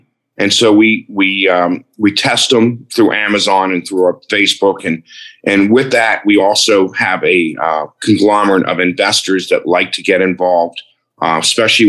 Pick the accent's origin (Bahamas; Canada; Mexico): Bahamas; Nassau, New Providence; I was born and raised in Nassau, Bahamas.